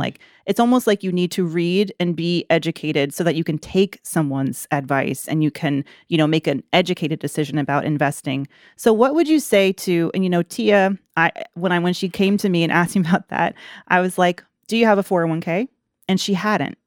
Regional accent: Atlanta, Georgia, United States; moved away; also born or lived in Greensboro; I'm from Atlanta originally

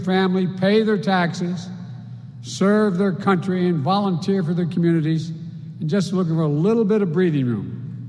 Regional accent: Scranton, Pennsylvania, United States; moved away; also born or lived in Claymont, Delaware; people like the folks I grew up with in Scranton and Claymont, Delaware

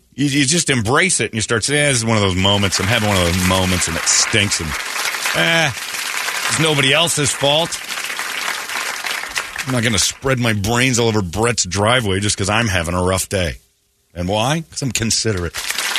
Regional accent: United Kingdom; I smell fags. I'm British.

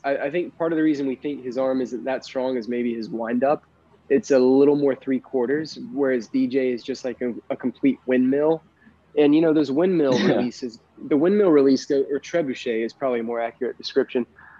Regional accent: Columbia, South Carolina, United States; moved away; I'm literally from Columbia. like Columbia has gotten so much better since I graduated from high school and escaped. It is a much better city than it was when I was there.

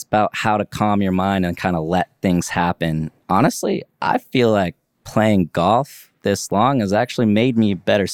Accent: Leavenworth, Kansas, United States; That's what everybody my age did in my town I grew up in Leavenworth, Kansas, you know?

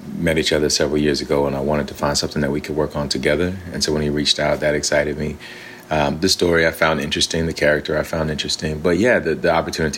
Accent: Alabama, United States; I'm from Alabama, and my grandfather was a preacher, and so we grew up in that kind of a tradition.

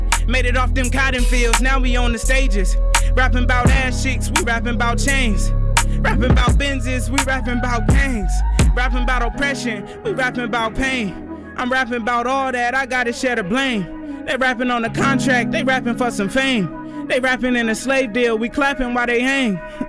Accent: Vallejo, California, United States; I'm from Vallejo, California. Bay Area, California.

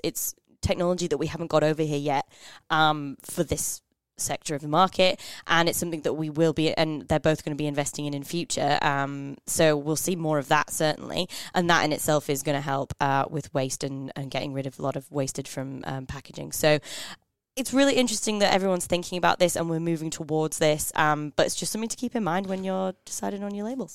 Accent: Northern England, United Kingdom; I'm from Northern England

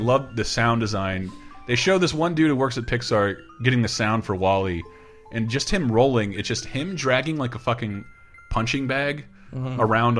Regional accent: the South, United States; growing up in the South

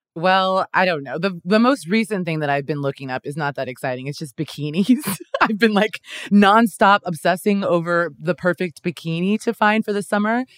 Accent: Kansas, United States; moved away as an adult; now in Los Angeles, United States; I'm originally from Kansas

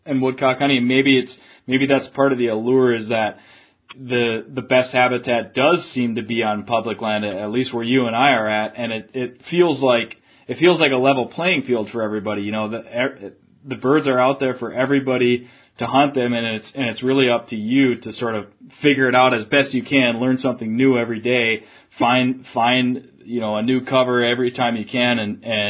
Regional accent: Duluth, Minnesota, United States; I grew up in Duluth, but lived in the cities for a while and moved back up north

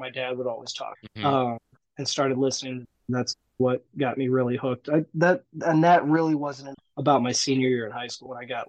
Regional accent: St. Louis, Missouri, United States; also born or lived in South Dakota; I grew up in St. Louis. I pretty much have stayed here my entire life, with the exception of going to college. I went to South Dakota.

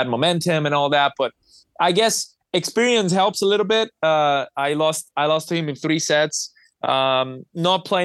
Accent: Cyprus; I'm from Cyprus.

